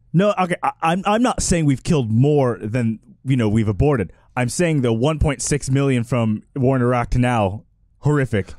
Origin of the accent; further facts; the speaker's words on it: Texas, United States; as I growing up in Texas